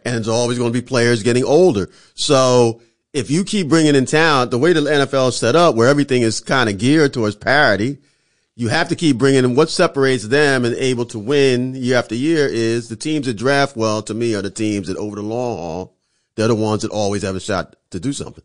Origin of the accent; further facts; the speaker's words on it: Philadelphia, Pennsylvania, United States; I'm from Philly